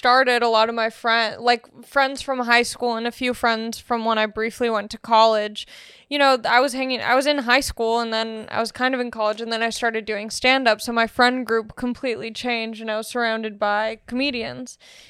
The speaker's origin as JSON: {"language": "English", "town": "Long Beach", "region": "California", "country": "United States", "said": "No, I'm from Long Beach."}